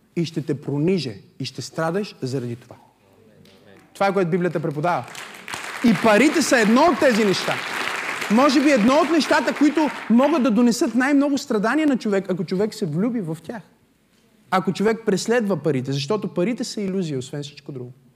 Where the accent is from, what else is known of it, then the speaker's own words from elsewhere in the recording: Bulgaria; съм от България